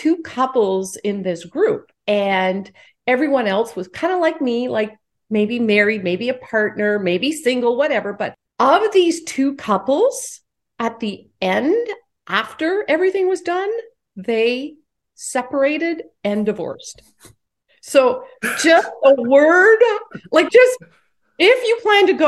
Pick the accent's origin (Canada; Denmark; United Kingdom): Canada; now in United States; I live in the U.S., but I am Canadian.